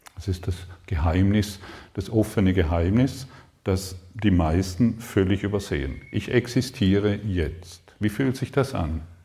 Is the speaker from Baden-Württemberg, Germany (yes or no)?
yes; Allensbach, Baden-Württemberg, Germany; moved away as an adult; also born or lived in Karlsruhe; Ich komme ursprünglich aus Allensbach, also eigentlich kann ich schon hinschauen, es ist gar nicht so weit weg. Allensbach am Bodensee, Konstanz, Reichenau